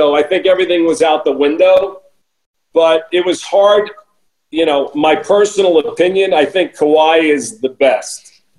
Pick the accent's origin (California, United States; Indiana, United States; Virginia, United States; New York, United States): New York, United States; moved away as an adult; also born or lived in New Orleans; now in Los Angeles, United States; I'm a New Yorker originally from New York. I left New York at 18 for college. I went to school in New Orleans, but I'm still a New Yorker. When anybody ever asks me where I'm from, I say New York.